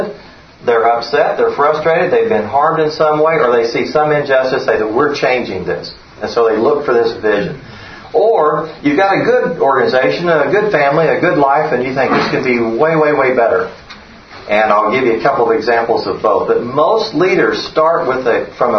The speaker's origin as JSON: {"language": "English", "region": "Oklahoma", "country": "United States", "moved": "as an adult", "said": "We were here from when my kids were 2 and 4. But we're from Oklahoma"}